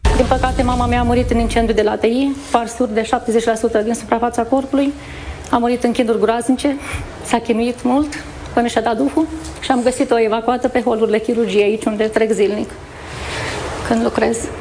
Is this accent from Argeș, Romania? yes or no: no; a village near Oradea, Bihor County, Romania; în primăria din satul de unde sunt eu